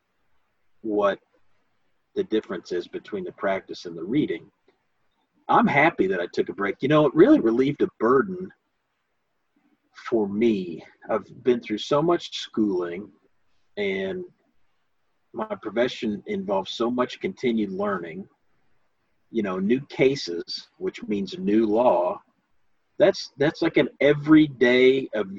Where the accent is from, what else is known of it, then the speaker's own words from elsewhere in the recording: United States; growing up in America